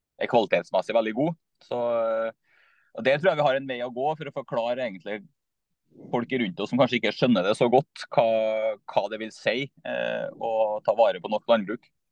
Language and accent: Norwegian; Skogn, Trøndelag, Norway; moved away as an adult; now in Trondheim, Norway; Jeg er fra Skogn i Nord-Trøndelag, eh, men har bodd i Trondheim nå i snart eh, ja, 20 år.